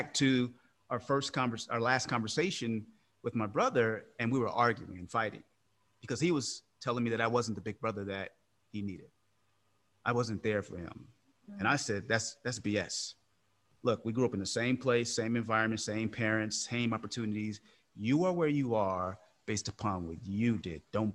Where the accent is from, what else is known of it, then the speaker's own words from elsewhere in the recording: Oakland, California, United States; I'm from Oakland, California. So give you context, Oakland was a pretty tough place growing up